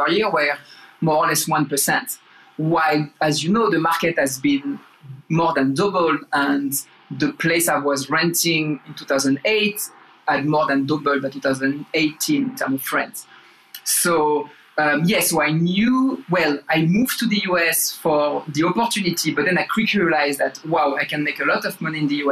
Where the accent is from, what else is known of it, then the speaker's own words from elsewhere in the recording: France; English is a second language; moved away as an adult; also born or lived in Bay Area, United States; now in United States; So I grew up in France. You probably can tell that with my accent. Moved to the US 2008